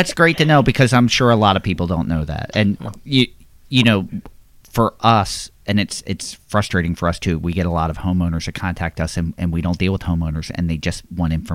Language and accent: English; Levittown, Pennsylvania, United States; I grew up in Levittown, PA, which is basically an extension of Philadelphia.